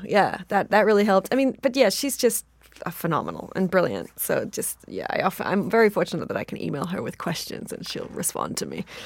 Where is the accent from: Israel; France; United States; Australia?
Australia; I'm Australian